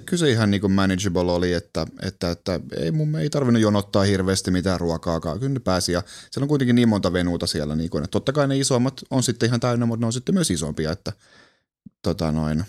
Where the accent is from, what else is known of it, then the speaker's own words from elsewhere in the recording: Kuusjoki, Southwest Finland, Finland; mä oon kotoisin Kuusjoelta, mikä on ihan keskeltä metsää, semmoinen pieni 2000 ää, asukkaan kunta tuolla Salon lähellä